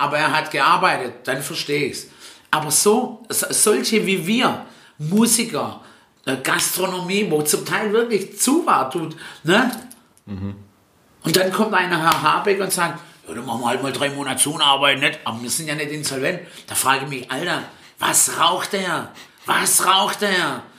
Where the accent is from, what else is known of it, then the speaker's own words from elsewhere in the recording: Stuttgart, Baden-Württemberg, Germany; first language Italian; German is a second language; now in Waiblingen, Germany; wo ich auch herkomme oder aufgewachsen bin in Stuttgart-Möhringen